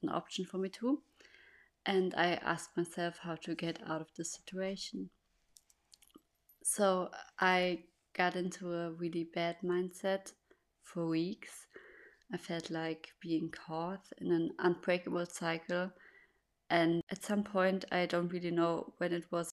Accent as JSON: {"language": "English", "country": "Germany", "tie": "born or raised there", "second_language": "English", "said": "I'm born and raised in Germany, and that's also where I live."}